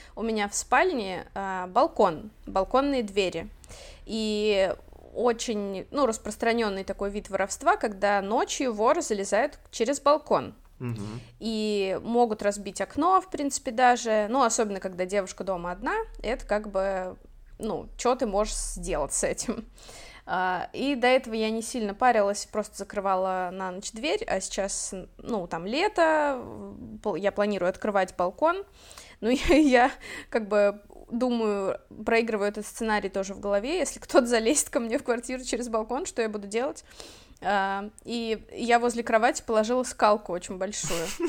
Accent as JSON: {"language": "Russian", "town": "Orenburg", "region": "Orenburg Oblast", "country": "Russia", "tie": "born or raised there", "moved": "yes", "lives_now": "Catalonia, Spain", "said": "мы вообще жили довольно бедно, и, в принципе, ну, я из Оренбурга"}